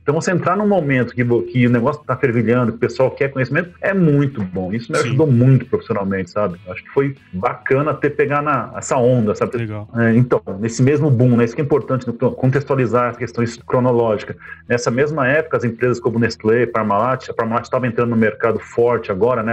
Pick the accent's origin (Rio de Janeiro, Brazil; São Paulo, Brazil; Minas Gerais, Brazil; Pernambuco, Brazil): São Paulo, Brazil; moved away as an adult; now in Rio Verde, Brazil; eu moro aqui em Rio Verde, Goiás, no sudoeste goiano, né? Há 25 anos mais ou menos, eu sou paulistano, paulistano do Butantã, estudei Olha na escola de aplicação da USP lá, do lado da USP, morava do lado da USP no Butantã